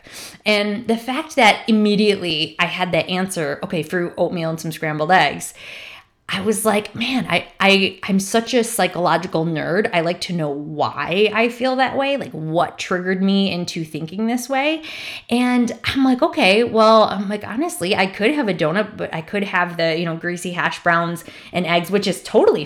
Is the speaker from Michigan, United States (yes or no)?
yes; Michigan, United States; I'm from Michigan